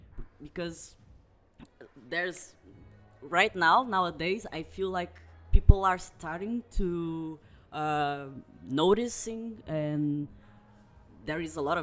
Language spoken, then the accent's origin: English; Brazil; moved away; I was born in Brazil, so I'm still only Brazilian. I'm not a citizen, an European citizen.